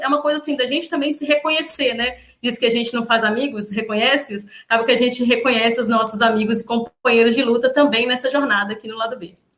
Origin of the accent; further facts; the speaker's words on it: Minas Gerais, Brazil; now in Espírito Santo, Brazil; eu sou mineira